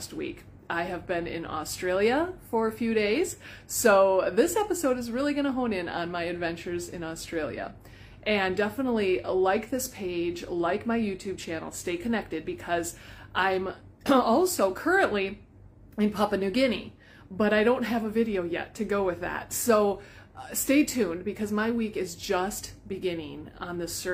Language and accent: English; Iowa, United States